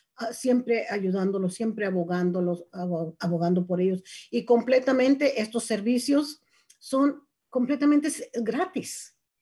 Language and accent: Spanish; Mexico; now in Marin County, United States; soy mexicana